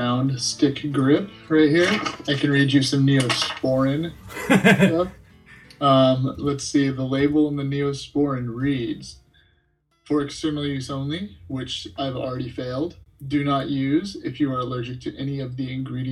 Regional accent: Antioch, California, United States; I grew up in Antioch, California, which is it's about 40 miles east of San Francisco

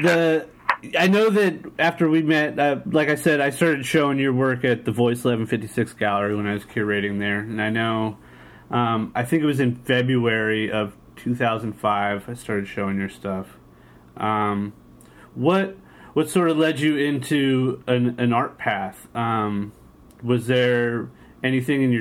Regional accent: San Diego, California, United States; born or raised there

